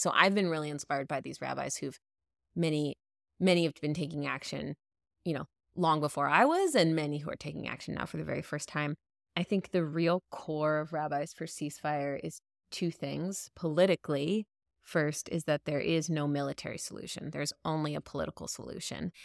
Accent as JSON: {"language": "English", "country": "United States", "said": "American Jews"}